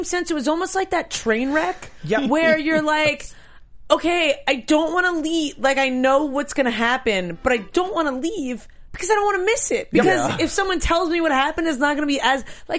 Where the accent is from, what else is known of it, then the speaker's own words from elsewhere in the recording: New York, United States; I'm from New York.